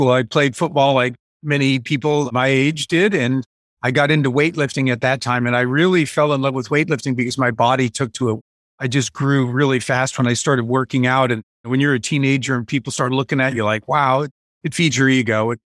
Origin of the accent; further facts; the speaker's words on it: Ohio, United States; also born or lived in Honolulu, Hawaii / New York / California / Connecticut; I grew up all over the place. I was born in Honolulu, Hawaii. I lived in several spots in New York, several spots in California, Connecticut, ultimately Ohio. And all of that happened by the time I was a teenager.